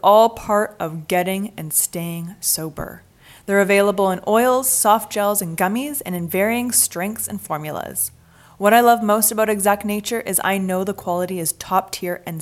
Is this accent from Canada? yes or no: yes; Vancouver, British Columbia, Canada; moved away as an adult; now in Los Angeles, United States; I'm from Vancouver, Canada.